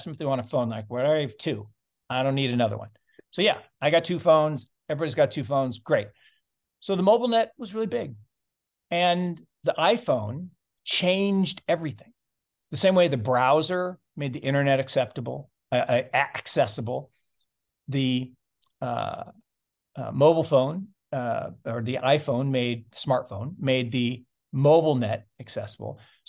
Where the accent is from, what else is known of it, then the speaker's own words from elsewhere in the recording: Seattle, Washington, United States; Well, then where I grew up actually in Seattle, there's another innovation around this thing called personal computers.